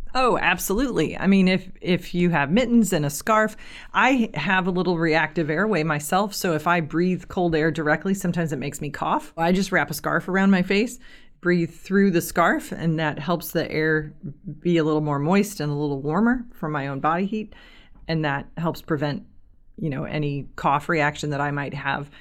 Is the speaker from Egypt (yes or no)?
no; Kirkwood, United States; I grew up in the Kirkwood area.